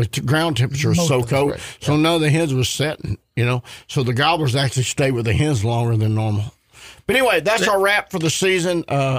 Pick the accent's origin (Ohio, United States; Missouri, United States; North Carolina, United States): Missouri, United States; born or raised there